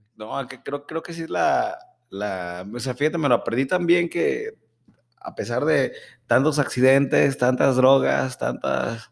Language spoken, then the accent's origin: Spanish; Mexico; así somos los mexicanos